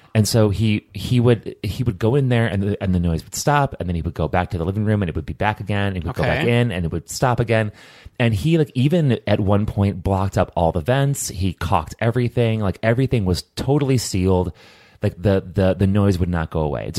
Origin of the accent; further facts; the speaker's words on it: Hobart, Tasmania, Australia; which is in the hometown where I grew up in Hobart, things happen there, man.